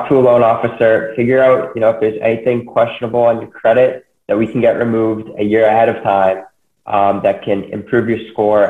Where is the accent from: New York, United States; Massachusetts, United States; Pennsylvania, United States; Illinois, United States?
Massachusetts, United States; Reading; from Reading, Mass originally. I grew up in this area. I've lived here my whole life